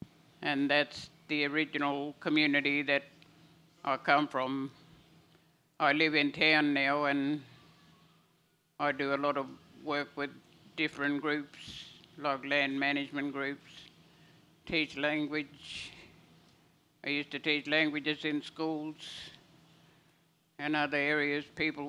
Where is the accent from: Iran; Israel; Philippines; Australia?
Australia; Santa Teresa, Northern Territory; also born or lived in Arltunga, Northern Territory; I'm originally from Dindaporta, Santa Teresa. I went to school there and grew up around Altunga as well, and on cattle stations where when my grandparents worked. I mainly always lived with my grandparents.